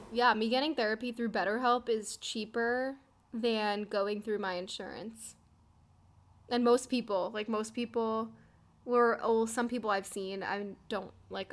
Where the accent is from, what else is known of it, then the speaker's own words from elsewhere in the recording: New Jersey, United States; we're all from New Jersey